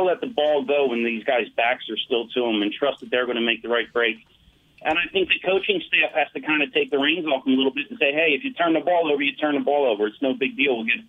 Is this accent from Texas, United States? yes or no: no; Philadelphia, Pennsylvania, United States; I grew up in Philadelphia, a Cowboys mm-hmm. fan, lived there for 45 years.